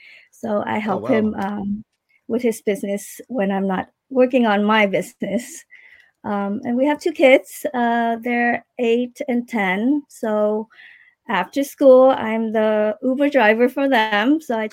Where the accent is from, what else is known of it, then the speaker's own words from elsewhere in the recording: Iowa, United States; now in Davie, United States; We actually, when I moved to from Iowa, we stay at my aunt in Fort Lauderdale for a while, and then we moved to Davie, and that's where we've been.